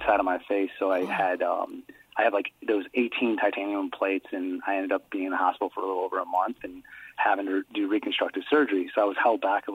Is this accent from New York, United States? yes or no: no; Downs, Illinois, United States; moved away; we're 15 minutes outside of Bloomington Normal in my hometown where I grew up and went from kindergarten to high school graduation